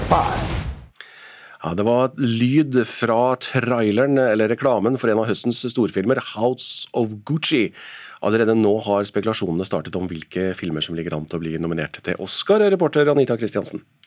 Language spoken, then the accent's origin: Norwegian; Trøndelag, Norway; som trønder